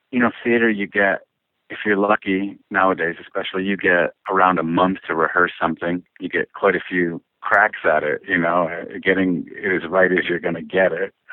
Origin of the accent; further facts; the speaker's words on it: Woodhaven, Michigan, United States; moved away as an adult; also born or lived in Washington State; I grew up in Michigan. Uh, I'm originally from Woodhaven, Michigan, yeah, which is sort of the known as the Downriver